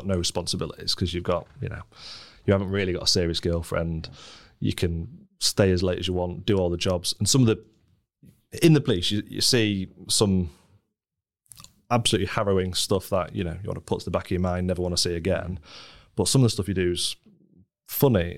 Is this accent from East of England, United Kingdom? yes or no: no; Scunthorpe, Yorkshire and the Humber, United Kingdom; moved away as an adult; also born or lived in Leeds; I grew up in Scunthorpe, a sort of very stereotypical northern steelworking town